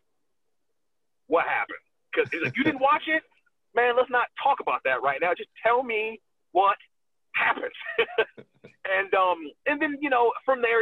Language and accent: English; Atlanta, Georgia, United States; also born or lived in New York; But I was raised in Atlanta